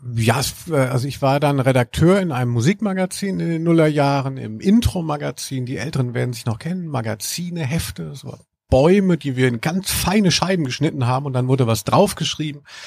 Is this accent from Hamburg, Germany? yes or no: no; Maintal, Hesse, Germany; also born or lived in Frankfurt; also ich bin in Frankfurt geboren und äh, habe aber äh, gelebt in, bin aufgewachsen in der Nähe von Hanau-Maintal